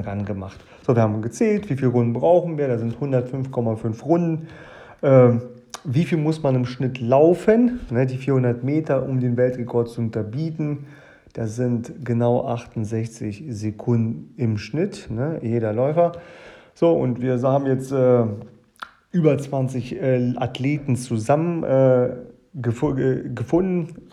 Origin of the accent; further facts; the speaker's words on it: Germany; also born or lived in Kazakhstan; Ich bin in Kasachstan geboren, äh, bin mit meinem achten Lebensjahr nach Deutschland gekommen